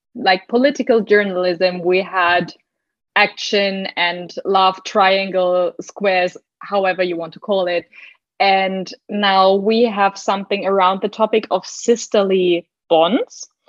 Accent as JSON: {"language": "English", "country": "Germany", "second_language": "English", "said": "I'm from Germany"}